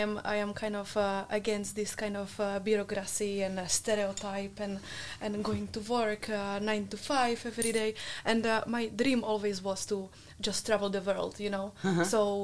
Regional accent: Czechia; English is a second language; moved away as an adult; now in Netherlands; I am coming from Czech Republic.

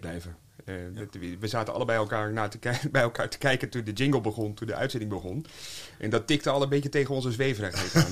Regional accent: North Groningen, Netherlands; now in Haarlem, Netherlands; ik kom van het platteland, ik kom van, van Noord-Groningen

